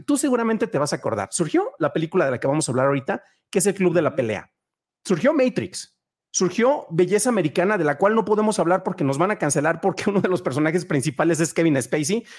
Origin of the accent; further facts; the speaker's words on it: San Juan de los Lagos, Jalisco, Mexico; moved away as an adult; also born or lived in León, Guanajuato; En mi ciudad natal, San Juan de los Lagos, Jalisco, Tierra de Dios y de la Virgen, no había cines